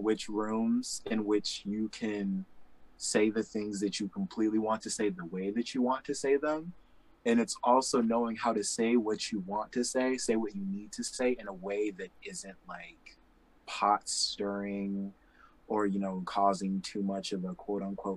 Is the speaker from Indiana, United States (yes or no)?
yes; Indianapolis, Indiana, United States; Growing up in Naptown